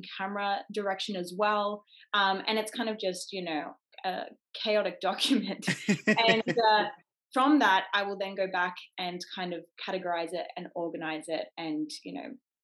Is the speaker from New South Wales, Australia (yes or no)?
no; Gold Coast, Queensland, Australia; where I grew up on the Gold Coast, we have Warner Brothers Studios